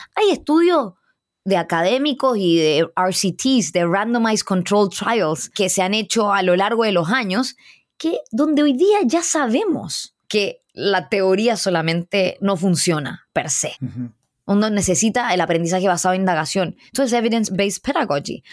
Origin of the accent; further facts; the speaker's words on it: Chile; Soy chilena, hija de inmigrantes indios